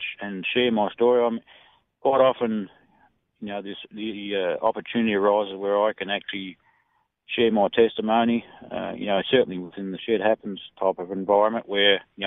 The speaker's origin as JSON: {"language": "English", "country": "Australia", "said": "I'm an Aussie guy"}